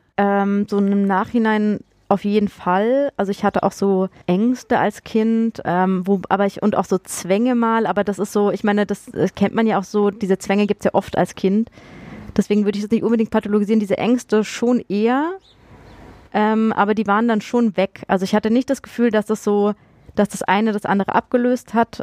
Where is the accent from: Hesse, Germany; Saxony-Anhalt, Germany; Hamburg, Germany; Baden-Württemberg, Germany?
Baden-Württemberg, Germany; Freiburg; moved away; also born or lived in Munich / Fulda / Darmstadt; ich komme ja ursprünglich aus Freiburg